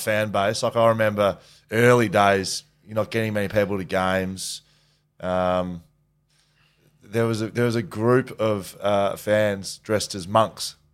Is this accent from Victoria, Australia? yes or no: yes; Geelong, Victoria, Australia; I'm from Geelong